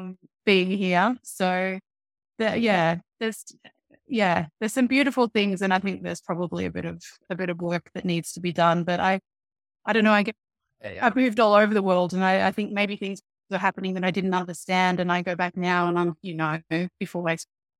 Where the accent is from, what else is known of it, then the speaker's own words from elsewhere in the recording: Australia; because obviously I'm Australian and not Welsh, and I've lived all over the place